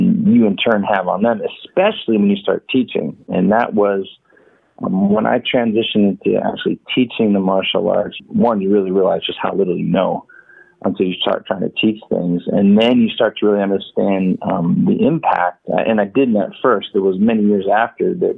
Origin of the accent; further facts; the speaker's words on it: Walnutport, Pennsylvania, United States; moved away as an adult; I grew up in Walnutport, which is a tiny little town